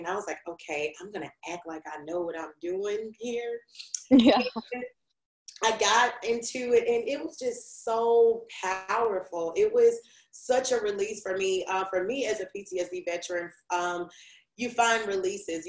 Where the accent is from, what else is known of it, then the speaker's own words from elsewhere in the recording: Memphis, Tennessee, United States; I'm just old country girl with city goals. I'm from Memphis, Tennessee.